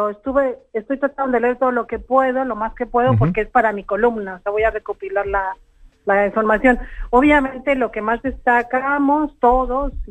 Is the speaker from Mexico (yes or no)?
yes; Mexico; en mi país comenzó a convertirse en el país de los desaparecidos, porque a partir del año 2006, que comenzó la guerra contra el narcotráfico, eh, las desapariciones en México se multiplicaron.